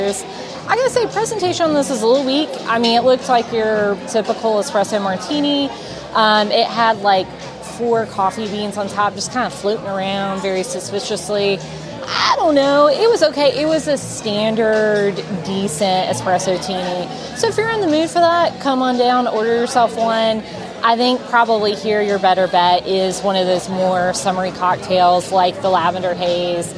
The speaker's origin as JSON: {"language": "English", "region": "the South", "country": "United States", "said": "I'm from the South"}